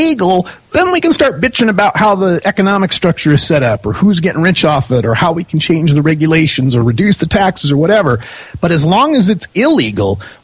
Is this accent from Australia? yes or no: no; Idaho, United States; I come from Idaho